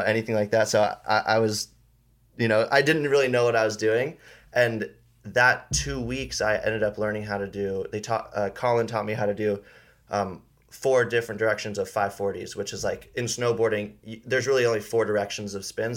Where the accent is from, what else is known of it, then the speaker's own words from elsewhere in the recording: Paia, Hawaii, United States; grew up on Maui. I grew up in Paia